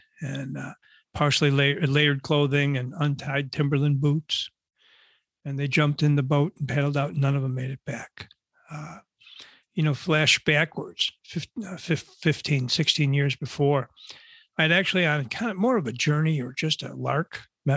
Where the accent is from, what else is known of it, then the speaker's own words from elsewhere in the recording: Buffalo, New York, United States; now in North Shore of Chicago, United States; I grew up in Buffalo, New York, and a big Buffalo Bills fan